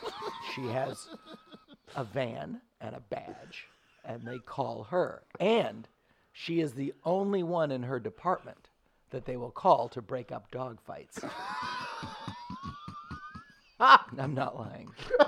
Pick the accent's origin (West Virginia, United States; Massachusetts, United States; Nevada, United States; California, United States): Massachusetts, United States; Boston; Boston is, I'm from Boston.